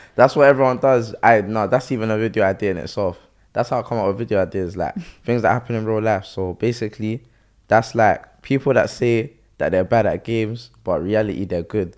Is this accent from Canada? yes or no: no; Croydon, London, United Kingdom; I'm from Croydon, innit? So, the school I kind of went to was kind of ghetto